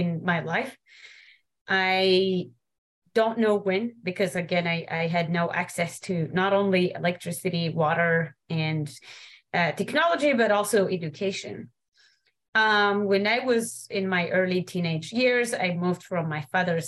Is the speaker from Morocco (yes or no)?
yes; Morocco; moved away; I was born and raised in the Atlas Mountains of Morocco.